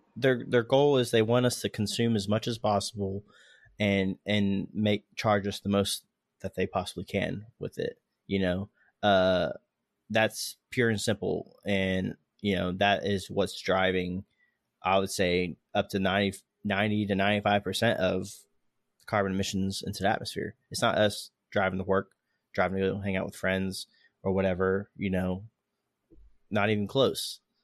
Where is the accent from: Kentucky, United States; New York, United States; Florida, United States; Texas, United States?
Florida, United States; we're both from Florida. Uh, I've noticed when I was growing up, uh, hurricane season